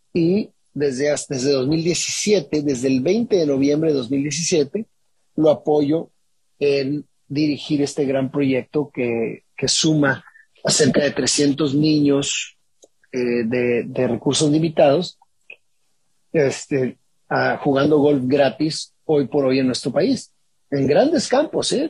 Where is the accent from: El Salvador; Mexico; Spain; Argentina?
Mexico; hecho en México por un mexicano